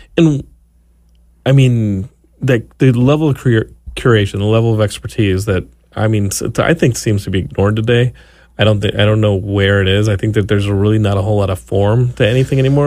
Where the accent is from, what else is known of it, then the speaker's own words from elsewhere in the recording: Austin, Texas, United States; now in Los Angeles, United States; growing up in Austin